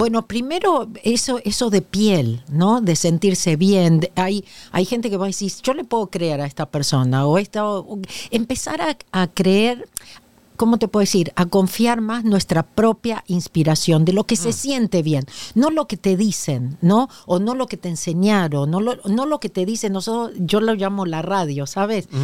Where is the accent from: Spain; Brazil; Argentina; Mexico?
Argentina; moved away as an adult; now in Los Angeles, United States; nací en la Argentina desde 1983 que vivo en Los Ángeles. En Argentina tengo dos títulos